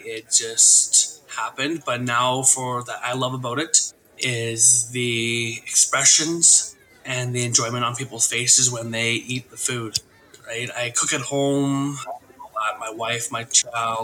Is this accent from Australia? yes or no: no; Little Qualicum River, British Columbia, Canada; now in Port Alberni, Canada; I am Coast Salish from Little Qualcomm River